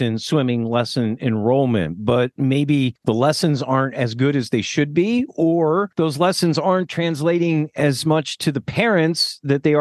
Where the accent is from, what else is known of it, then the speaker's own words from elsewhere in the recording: Millersville, Pennsylvania, United States; I grew up in Millersville, Pennsylvania